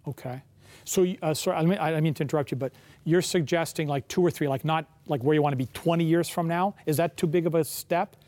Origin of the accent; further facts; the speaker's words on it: Kensington Market, Ontario, Canada; I grew up in Kensington Market